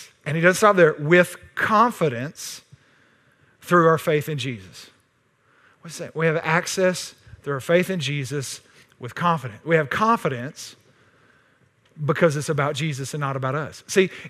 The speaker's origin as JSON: {"language": "English", "region": "Texas", "country": "United States", "said": "But I'm from Texas."}